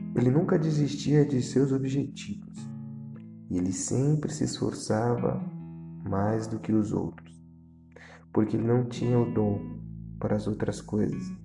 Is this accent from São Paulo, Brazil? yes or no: yes; Santos, São Paulo, Brazil; Nasci e cresci na periferia da cidade de Santos.